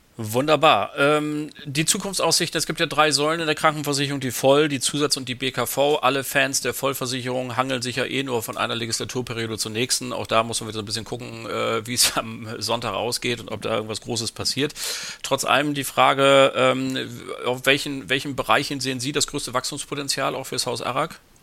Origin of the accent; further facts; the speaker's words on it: Bremen, Germany; Meine Heimatstadt